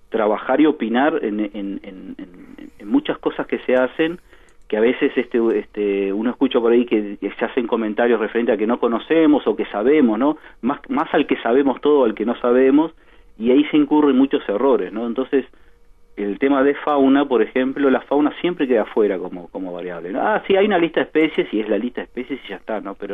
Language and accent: Spanish; Montevideo, Uruguay; moved away as an adult; also born or lived in São Paulo, Brazil; now in Rivera, Uruguay; No, yo soy de Montevideo, yo soy de Parque Rodó.